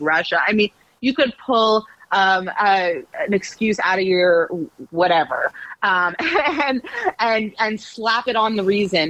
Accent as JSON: {"language": "English", "country": "Canada", "moved": "as an adult", "lives_now": "New York City, United States", "said": "I'm from Canada. Um, I'm not from the US"}